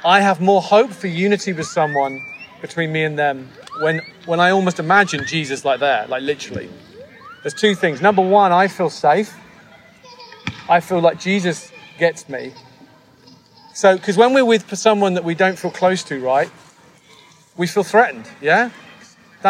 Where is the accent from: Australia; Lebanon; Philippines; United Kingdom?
United Kingdom; moved away as an adult; now in United States; coming to the US as a British person